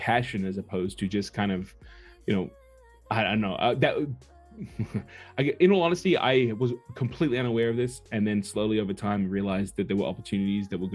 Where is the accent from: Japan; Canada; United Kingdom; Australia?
Australia; moved away as an adult; also born or lived in Los Angeles; I'm a guy from the boondocks. I'm from Australia. I'm from down under